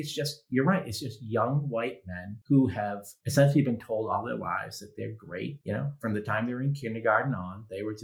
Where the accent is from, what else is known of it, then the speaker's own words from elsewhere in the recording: Massachusetts, United States; I grew up in Massachusetts